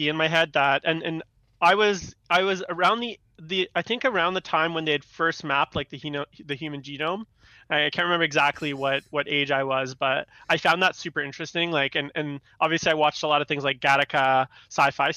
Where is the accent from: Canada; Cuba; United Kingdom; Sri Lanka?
Canada; Vancouver, British Columbia; also born or lived in Istanbul, Turkey / Victoria, British Columbia; I grew up in Vancouver, and I'd moved to Victoria, British Columbia, which is just across the water